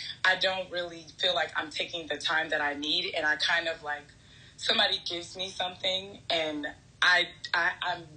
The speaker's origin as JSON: {"language": "English", "region": "New York", "country": "United States", "said": "I'm from New York, I'm the eldest"}